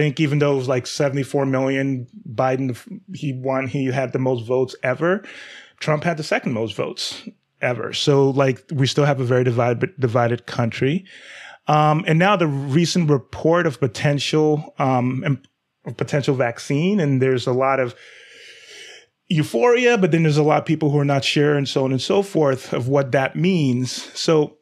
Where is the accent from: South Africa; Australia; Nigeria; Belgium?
Nigeria; I'm black male, but I'm also Nigerian, so I'm not African-American.